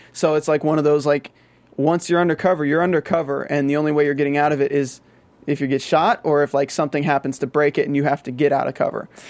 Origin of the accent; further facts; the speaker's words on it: the South, United States; accent: Southern; I'm from the South